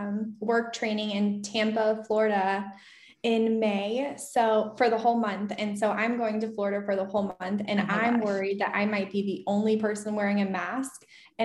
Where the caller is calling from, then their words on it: Stuttgart, Baden-Württemberg, Germany; I am calling in from Stuttgart, Germany.